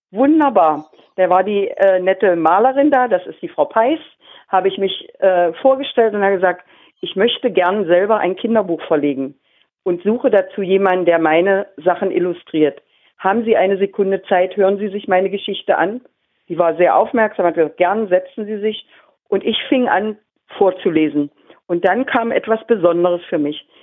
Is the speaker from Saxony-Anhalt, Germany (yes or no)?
yes; Magdeburg, Saxony-Anhalt, Germany; Noch nie gesehen, bin Magdeburger, noch nie gesehen.